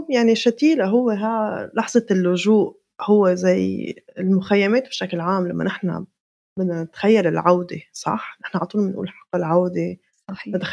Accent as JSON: {"language": "Arabic", "country": "Palestine", "said": "هي الثنائية اللي هي جزء من كيف نحن بنفهم حالنا كفلسطينيين نحن يا حاضرين يا غائبين"}